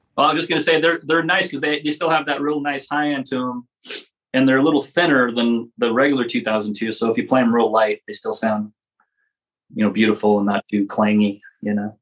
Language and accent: English; Los Angeles, California, United States; I grew up in Los Angeles here